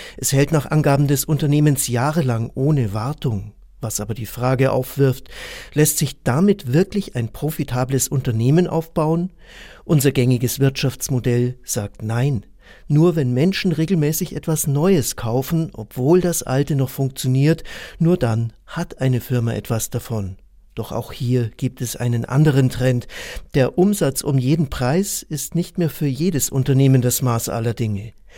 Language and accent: German; Germany; bei uns in Deutschland